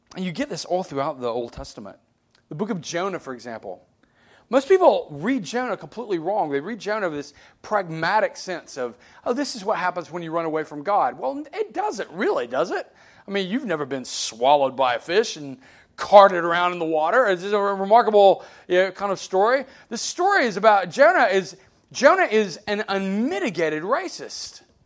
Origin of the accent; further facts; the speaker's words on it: Alabama, United States; I grew up in Alabama.